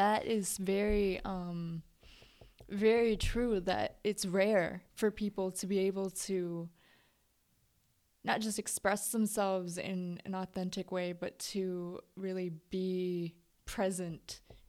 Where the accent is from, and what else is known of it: Lansing, Michigan, United States; born or raised there